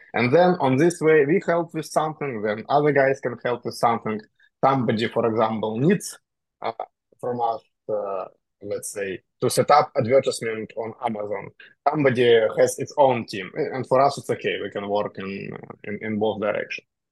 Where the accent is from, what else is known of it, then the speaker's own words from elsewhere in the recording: Russia; moved away as an adult; now in Dubai, United Arab Emirates; I am originally from Russia